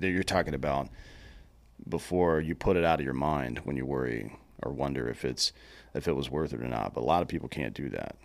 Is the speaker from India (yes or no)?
no; Southeast, United States; I'm from the Southeast